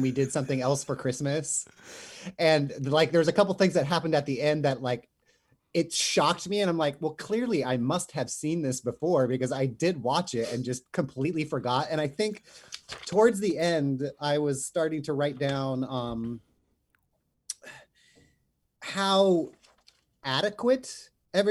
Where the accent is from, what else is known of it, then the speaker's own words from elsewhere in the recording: Ontario, California, United States; I grew up in Southern California, as did you, Mark, in a place called I grew up in Ontario